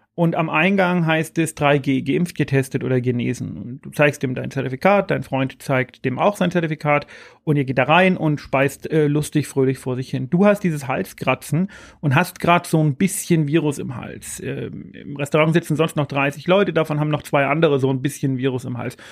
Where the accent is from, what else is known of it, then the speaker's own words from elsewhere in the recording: Bavaria, Germany; bei uns in Bayern